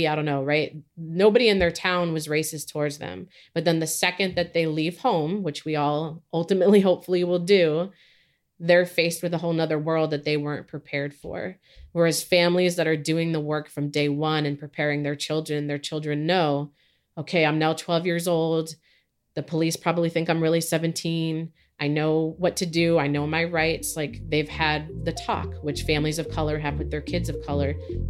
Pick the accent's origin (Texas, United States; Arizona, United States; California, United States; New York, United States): California, United States; also born or lived in Philippines / New Zealand; I am Filipino. I was born in the Philippines. I grew up in both New Zealand and California.